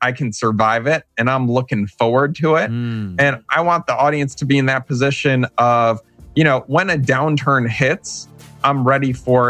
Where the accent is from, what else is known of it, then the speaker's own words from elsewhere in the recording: Shaker Heights, Ohio, United States; accent: flat affect, Midwest; also born or lived in North Carolina; I am a Cleveland guy, so Cleveland, Ohio, and more properly, Shaker Heights.